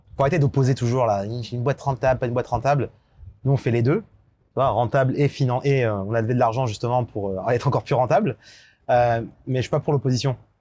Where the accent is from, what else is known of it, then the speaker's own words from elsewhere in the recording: France; en tant que Français